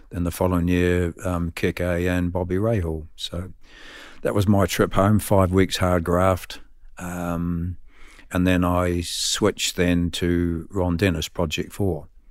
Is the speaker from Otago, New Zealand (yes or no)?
yes; Dunedin, Otago, New Zealand; moved away as an adult; now in United Kingdom; Born and bred in Dunedin